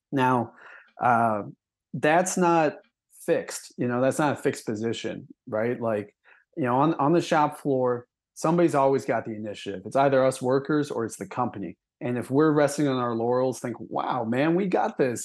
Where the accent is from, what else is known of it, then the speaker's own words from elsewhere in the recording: Milwaukee, Wisconsin, United States; grew up in Wisconsin. I grew up in Milwaukee